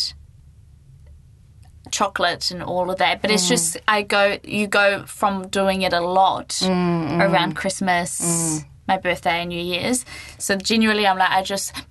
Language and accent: English; Gisborne, New Zealand; growing up in Gisborne, you've got Rhythm and Vines